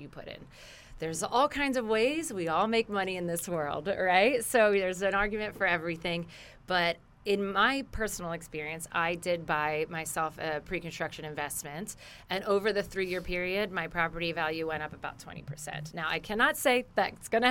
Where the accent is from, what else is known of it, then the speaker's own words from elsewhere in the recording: New Jersey, United States; moved away as an adult; I'm from New Jersey, although I've been here for 20 years